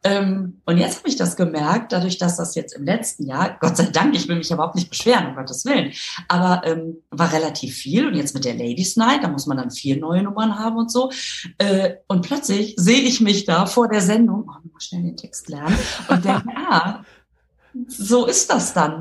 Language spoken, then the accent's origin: German; Düsseldorf, North Rhine-Westphalia, Germany; now in Münster, Germany; Ich bin äh, in Düsseldorf aufgewachsen